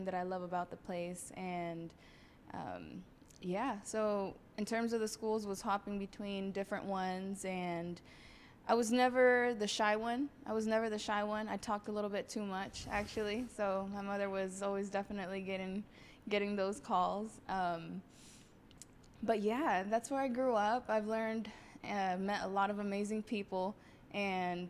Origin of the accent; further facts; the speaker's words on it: Kansas City, Missouri, United States; I grew up in Northeast Kansas City